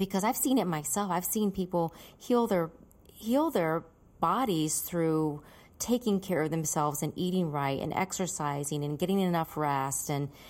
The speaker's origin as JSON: {"language": "English", "region": "North Carolina", "country": "United States", "moved": "yes", "lives_now": "Los Angeles, United States", "said": "I live in LA still, so you know what it's like to live here. I'm from North Carolina, and it's night and day"}